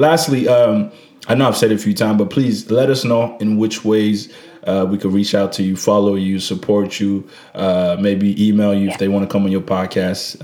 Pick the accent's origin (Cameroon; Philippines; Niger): Niger; moved away; I was trying to go back to Niger. Uh, which is my home country